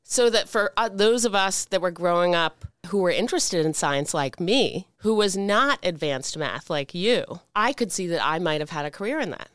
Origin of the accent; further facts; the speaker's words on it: Washington, United States; us growing up in Washington, a town, as we grew up in it